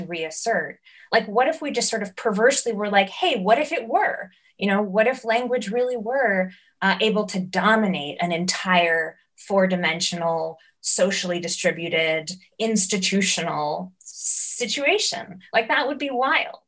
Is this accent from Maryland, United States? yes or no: no; New York, United States; growing up in New York